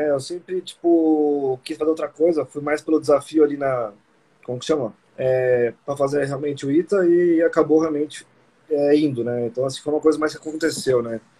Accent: São Paulo, Brazil; É, assim, eu sou daqui de São Paulo, né?

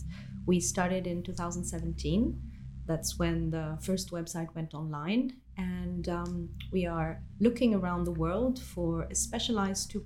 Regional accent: Italy; moved away as an adult; now in Belgium; I come from Italy, which is a country that is not as easy for a woman for multiple reasons.

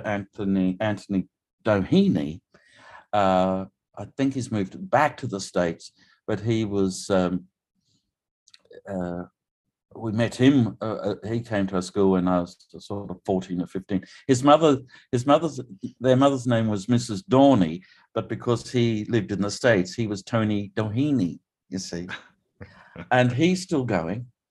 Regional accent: Theodore, Queensland, Australia; also born or lived in Rockhampton, Queensland / Yeppoon, Queensland; I was born in Rocky a few years ago now, and my hometown of Theodore uh, is is um, just a little what's now two hours southwest of Rocky.

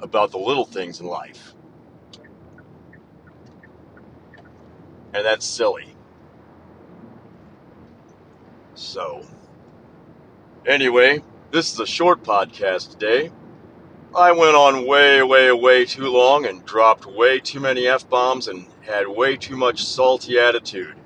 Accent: Midwest, United States; being from the Midwest

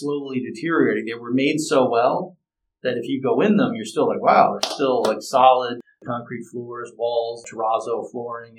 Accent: Newtown, Connecticut, United States; I grew up on Main Street

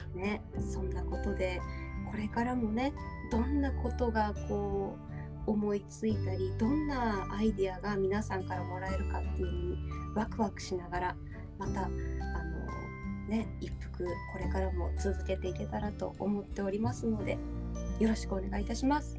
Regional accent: Hokkaido, Japan; accent: Hokkaido; 北海道の人って自分ではなまってないって思ってるじゃん私たち

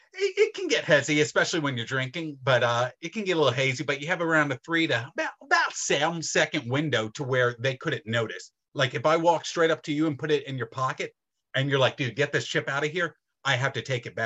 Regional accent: Philadelphia, Pennsylvania, United States; I'm from Philadelphia

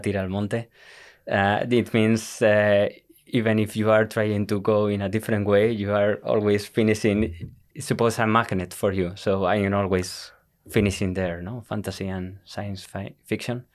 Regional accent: Tenerife, Canary Islands, Spain; English is a second language; moved away as an adult; also born or lived in Madrid, Spain; now in Iceland; was born in Madrid, mm-hmm. but uh, we moved uh, to Tenerife when I was uh, eight years old.

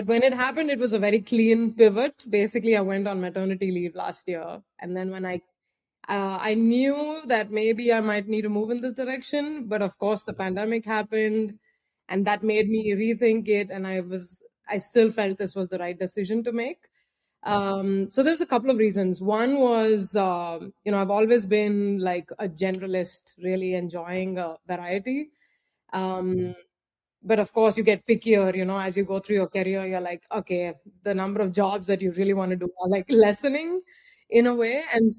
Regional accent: Andhra Pradesh, India; I'm originally from India. I was born in a southern state called Andhra Pradesh, but really moved about quite a lot because of my father's job.

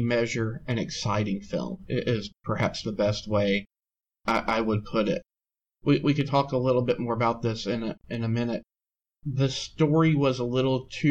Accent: United States; as a Canadian and an American

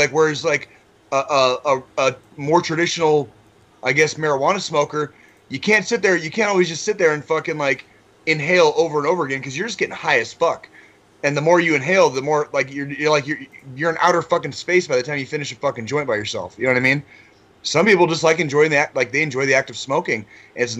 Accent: Tucson, Arizona, United States; moved away; I grew up in Tucson, Arizona. So growing up in Arizona, weed was very cheap.

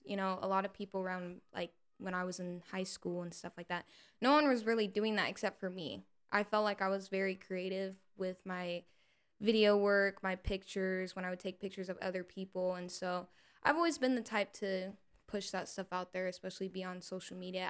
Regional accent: Salado, Texas, United States; moved away as an adult; now in Austin, United States; I moved far from my hometown um, I'm from Salado, Texas originally.

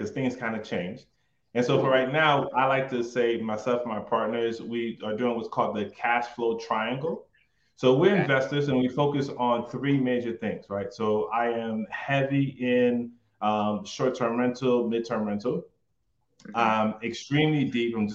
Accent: Philadelphia, Pennsylvania, United States; moved away as an adult; also born or lived in New York; now in Atlanta, United States; originally I'm from New York. Grew up in Philadelphia

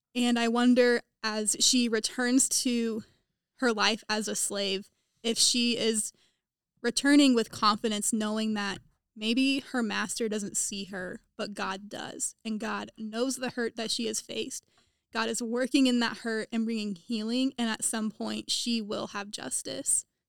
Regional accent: Topeka, Kansas, United States; moved away as an adult; now in Indiana, United States; I am from Topeka, Kansas, which is fifty miles west of Kansas City

